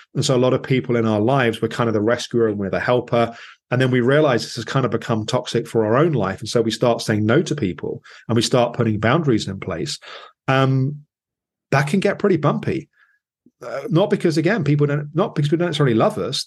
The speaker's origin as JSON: {"language": "English", "region": "England", "country": "United Kingdom", "said": "as an English person"}